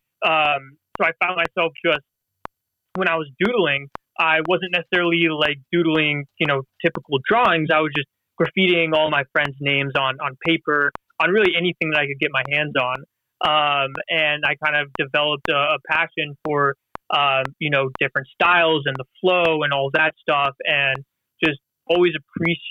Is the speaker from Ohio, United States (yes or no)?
no; Los Angeles, California, United States; also born or lived in Philadelphia; now in Midwest, United States; I'm originally from Los Angeles, but currently living in the Midwest